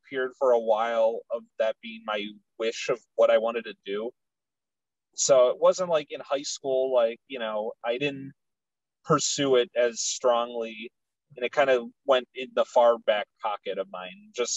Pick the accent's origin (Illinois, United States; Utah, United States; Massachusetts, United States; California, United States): Illinois, United States; Chicago; where I grew up is in Chicago, but it's, like, the furthest northwest side neighborhood you could be